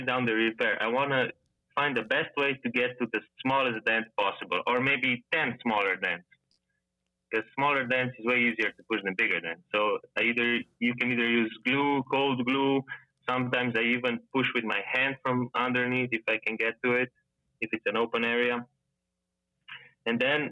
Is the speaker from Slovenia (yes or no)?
yes; Slovenia; I'm from Slovenia